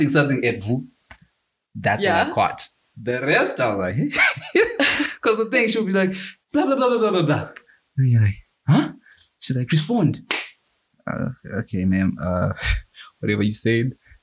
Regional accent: Zimbabwe; English is a second language; also born or lived in Richmond, Canada; now in Canada; I come from Zimbabwe

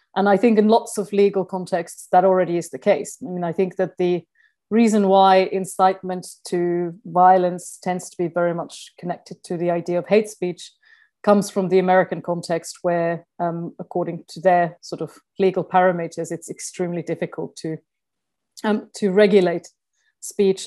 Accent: Finland; moved away; I'm originally from Finland

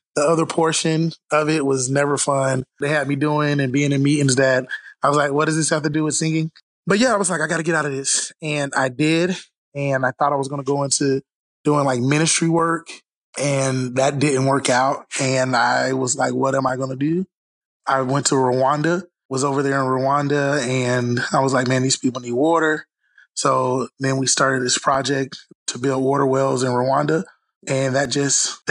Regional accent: Orlando, Florida, United States; Born and raised in Florida, Orlando, Florida, Mickey Mouse country

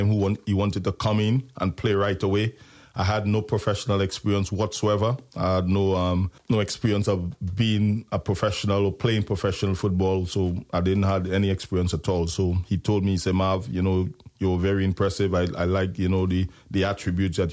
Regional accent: Trinidad & Tobago; moved away as an adult; I come from Trinidad and Tobago, and basketball is a big thing in the Caribbean and Trinidad for us

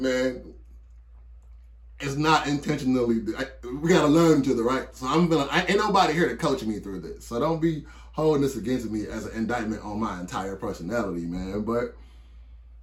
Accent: Detroit, Michigan, United States; I'm from Detroit

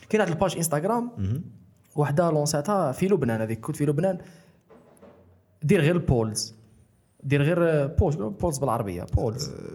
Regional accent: Algeria; انا جزائري

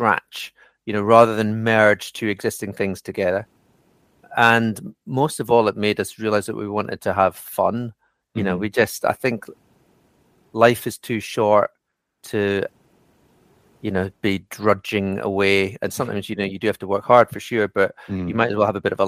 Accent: the Borders, Scotland, United Kingdom; moved away as an adult; also born or lived in London; now in outside London, United Kingdom; I grew up in the middle of nowhere in rural Scotland

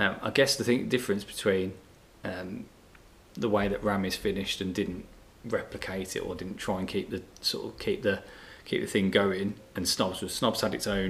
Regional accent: Birmingham, West Midlands, United Kingdom; growing up in the Midlands

